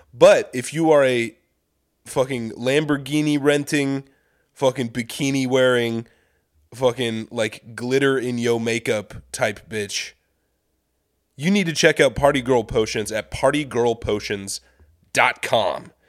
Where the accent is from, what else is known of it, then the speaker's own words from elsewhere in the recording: Kansas City, Missouri, United States; moved away; I grew up in Kansas City